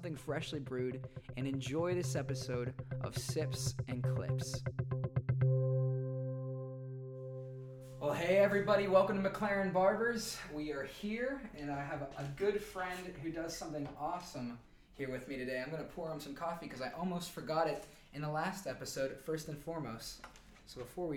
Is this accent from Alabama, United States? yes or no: no; Pittsburgh, Pennsylvania, United States; moved away as an adult; now in Stockholm, Sweden; I'm originally from Pittsburgh, Pennsylvania, but I moved to Stockholm, Sweden 2 years ago